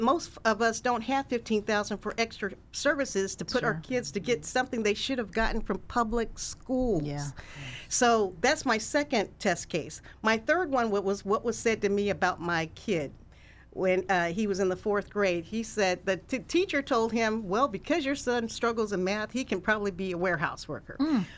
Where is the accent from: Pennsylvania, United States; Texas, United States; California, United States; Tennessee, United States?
California, United States; Sacramento; also born or lived in Kansas; I'm a Sacramento native, and I grew up in North Highlands